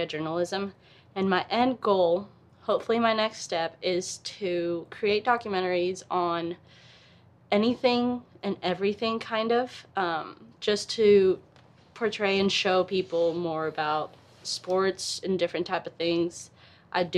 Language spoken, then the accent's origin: English; La Paz, Baja California Sur, Mexico; moved away as an adult; now in Russellville, United States; I am from La Paz, Mexico, and I got a scholarship to come play for Arkansas Tech University.